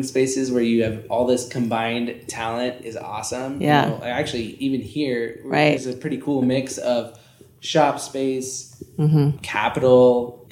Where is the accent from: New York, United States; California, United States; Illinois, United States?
California, United States; Northern; moved away as an adult; also born or lived in Santa Barbara; now in Reno, United States; from Northern California.